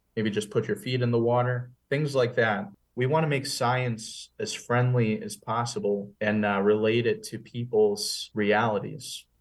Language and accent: English; West Hartford, Connecticut, United States; I grew up in West Hartford